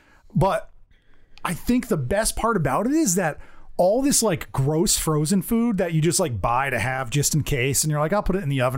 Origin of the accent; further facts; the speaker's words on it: United States; Because I'm an American.